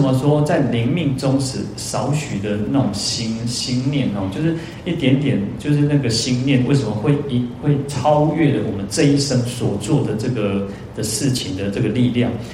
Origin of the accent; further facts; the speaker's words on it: Taiwan; 我们讲台语就好，我们讲闽南语，我们， 我们一般我们现在都讲讲讲说台语，叫台湾话